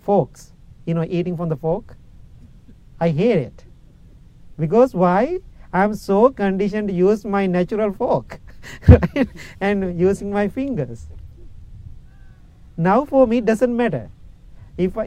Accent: Sri Lanka; English is a second language; moved away as an adult; now in Illinois, United States; I am coming from Sri Lanka. My first 20, 21 years, I was in Sri Lanka.

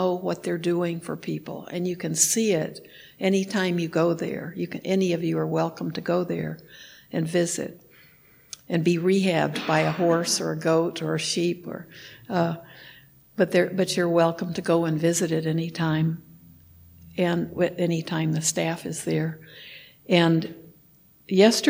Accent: Texas, United States; moved away; I grew up in Texas

